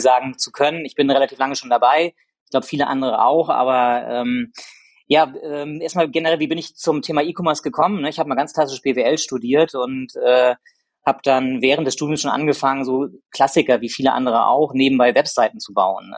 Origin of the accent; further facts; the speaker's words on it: Rostock, Mecklenburg-Vorpommern, Germany; moved away as an adult; also born or lived in Hamburg; ich bin gebürtiger Rostocker